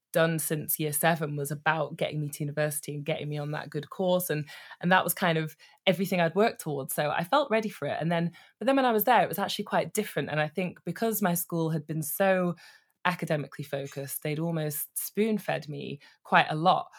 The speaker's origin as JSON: {"language": "English", "town": "Manchester", "region": "North West England", "country": "United Kingdom", "tie": "born or raised there", "moved": "yes", "lives_now": "London, United Kingdom", "said": "I am a northerner living in London currently, but I grew up in Manchester"}